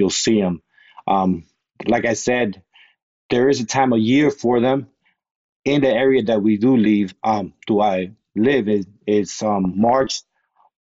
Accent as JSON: {"language": "English", "region": "South Florida", "country": "United States", "moved": "as an adult", "lives_now": "Pensacola, United States", "said": "I'm originally from South Florida, now living in beautiful Pensacola, Florida"}